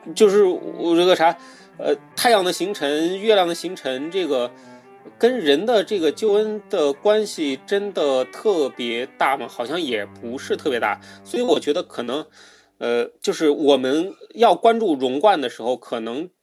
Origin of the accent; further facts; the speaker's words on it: China; 我们中国人